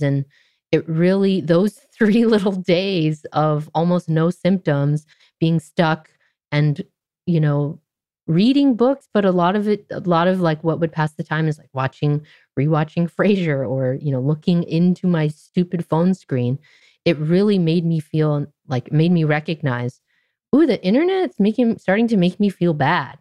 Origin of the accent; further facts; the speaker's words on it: Orange County, California, United States; I grew up in Orange mm. County, California, which is rather conservative part of Southern California